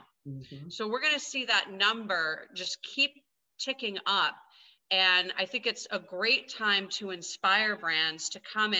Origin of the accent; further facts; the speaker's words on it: Grand Rapids, Michigan, United States; now in Los Angeles, United States; I was born and raised in Grand Rapids, Michigan